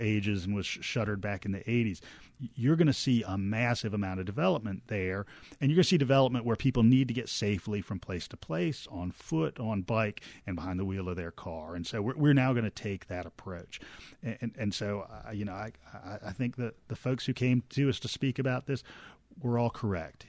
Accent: Norfolk, Virginia, United States; now in Athens, United States; growing up in Norfolk, Virginia

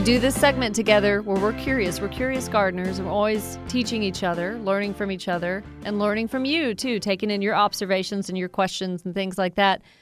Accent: Woodstock, United States; my hometown, Woodstock

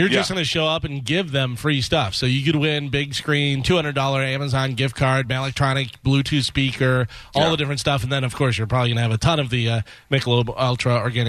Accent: Illinois, United States; Well, I grew up in Illinois.

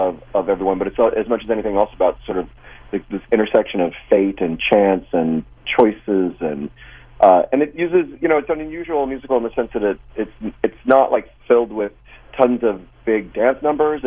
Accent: outside Chicago, Illinois, United States; I grew up outside Chicago

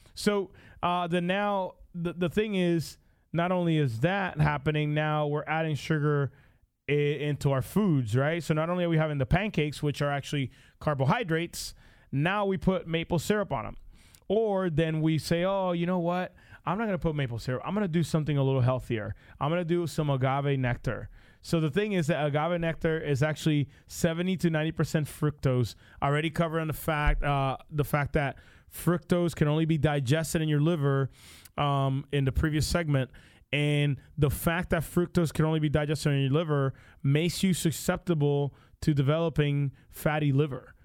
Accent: Puerto Rico; now in United States; I grew up in Puerto Rico

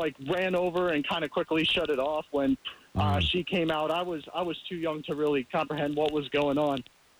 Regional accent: Long Island, New York, United States; I'm actually from Long Island as well

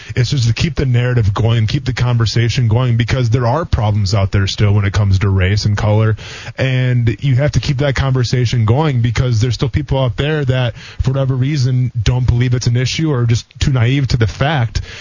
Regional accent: Wisconsin, United States; now in Jacksonville, United States; I'm from Wisconsin

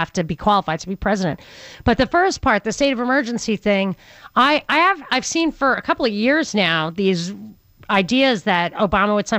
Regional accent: New York, United States; I grew up in New York, and there was tons and tons of snow

